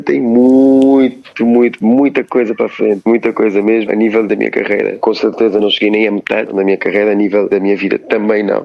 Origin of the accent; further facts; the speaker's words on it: Cape Verde; now in Lisbon, Portugal; como artista africano que sou, cabo-verdiano africano